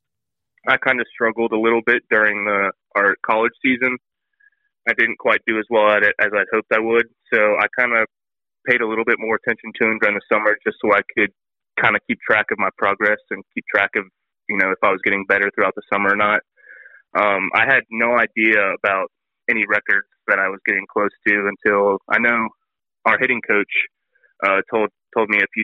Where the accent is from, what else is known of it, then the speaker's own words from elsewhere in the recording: Atlanta, Georgia, United States; I'm from Atlanta